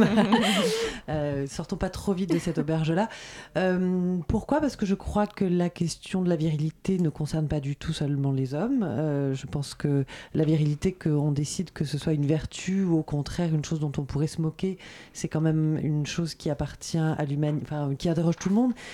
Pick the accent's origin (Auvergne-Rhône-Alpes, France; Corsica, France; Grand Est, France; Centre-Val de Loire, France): Corsica, France; je suis corse